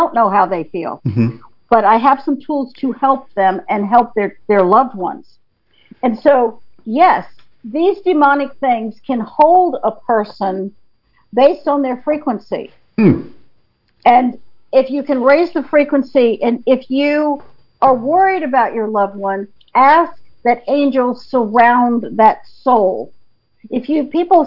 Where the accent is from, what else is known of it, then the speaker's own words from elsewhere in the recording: North Carolina, United States; now in Blaine, United States; I grew up in North Carolina